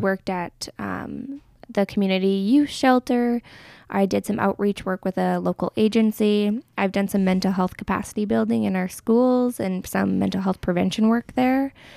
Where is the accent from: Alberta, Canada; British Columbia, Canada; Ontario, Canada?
Alberta, Canada; Medicine Hat; also born or lived in Crowsnest Pass; I have mostly been raised in Medicine Hat